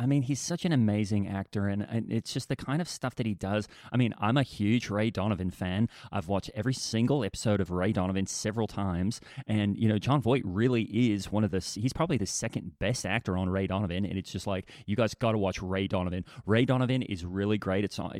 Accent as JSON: {"language": "English", "country": "Australia", "said": "and I'm from Australia with the legal system."}